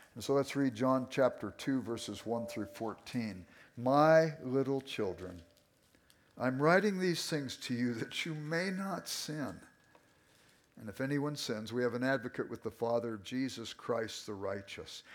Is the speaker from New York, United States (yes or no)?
no; Los Angeles, California, United States; I grew up in South Central Los Angeles. I was an inner city kid